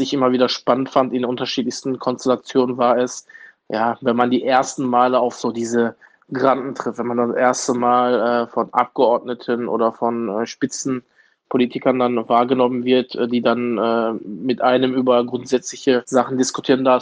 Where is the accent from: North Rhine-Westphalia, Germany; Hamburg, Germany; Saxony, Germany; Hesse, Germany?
North Rhine-Westphalia, Germany; Duisburg; Ich bin hier geboren und aufgewachsen.